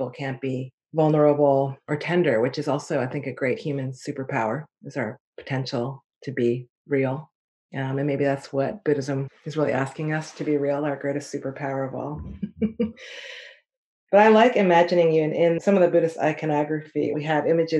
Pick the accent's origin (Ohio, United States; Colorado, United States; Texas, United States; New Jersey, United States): New Jersey, United States; moved away; I'm originally from New Jersey, right outside of New York